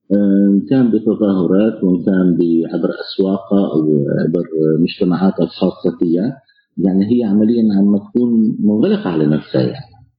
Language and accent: Arabic; Homs, Homs Governorate, Syria; now in Poland; انا حمصي سوري آه، عايش في بولندا